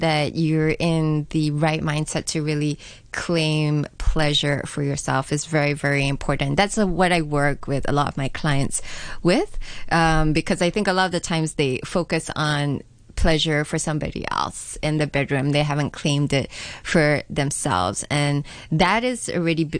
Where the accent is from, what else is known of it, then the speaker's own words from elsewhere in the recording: Singapore; I grew up in Singapore